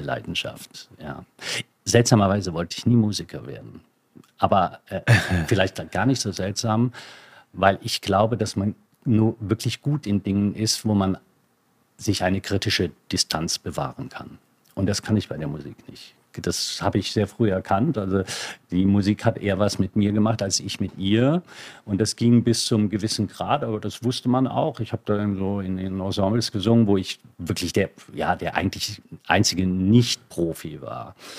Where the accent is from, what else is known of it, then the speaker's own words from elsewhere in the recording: Lower Moselle, Rhineland-Palatinate, Germany; da wo ich groß geworden bin, an der Mosel